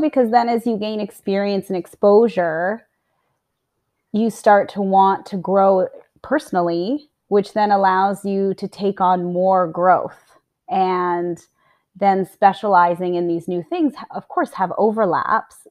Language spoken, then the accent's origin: English; Livingston, Montana, United States; moved away; also born or lived in Utah; I'm American. I was born in Utah, raised in Montana